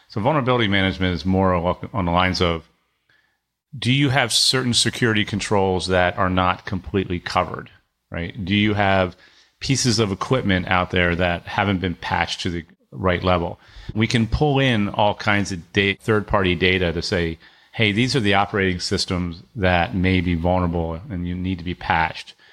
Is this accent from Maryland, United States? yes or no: yes; Annapolis, Maryland, United States; I grew up near Annapolis, and my dad had a business